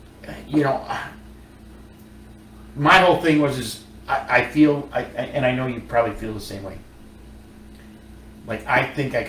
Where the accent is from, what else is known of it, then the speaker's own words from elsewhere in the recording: Wisconsin, United States; So I say it like this because, you know, when I moved here from Wisconsin, my short-term goal was, you know, because I came down here to work on pit equipment.